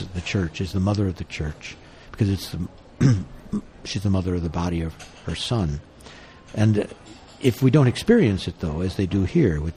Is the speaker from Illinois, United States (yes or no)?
yes; Chicago, Illinois, United States; growing up in Chicago